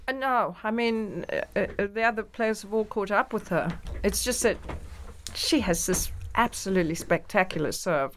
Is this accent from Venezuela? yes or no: no; England, United Kingdom; now in New York, United States; I'm very English.